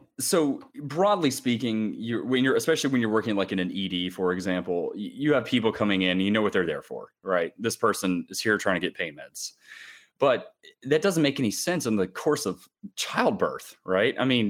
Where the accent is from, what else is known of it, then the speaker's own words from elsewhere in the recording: Charlotte, North Carolina, United States; also born or lived in Atlanta; I was born in Atlanta, like, you know, and I grew up in Charlotte